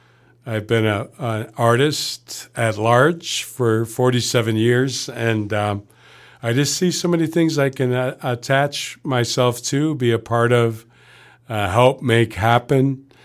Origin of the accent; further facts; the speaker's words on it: Niagara Falls, New York, United States; I grew up in Niagara Falls, the chemical industry armpit of the world.